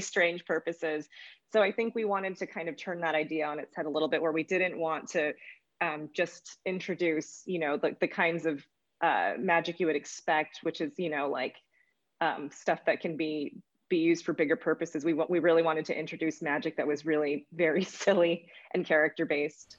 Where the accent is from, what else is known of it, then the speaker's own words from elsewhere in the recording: United States; I'm Asian American